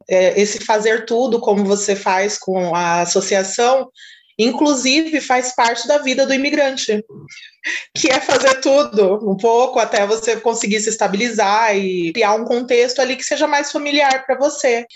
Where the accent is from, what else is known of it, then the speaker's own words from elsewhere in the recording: Brazil; moved away as an adult; now in Portugal; eu vivi minha vida toda no Brasil